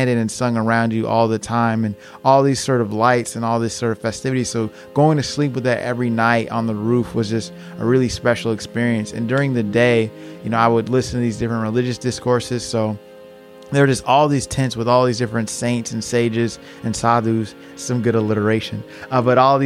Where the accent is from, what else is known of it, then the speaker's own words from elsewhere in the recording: Matteson, Illinois, United States; I'm from Matteson, Illinois